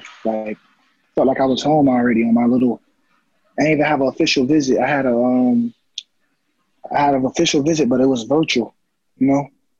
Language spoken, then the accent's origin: English; Fort Lauderdale, Florida, United States; I'm from Fort Lauderdale, Florida. 954.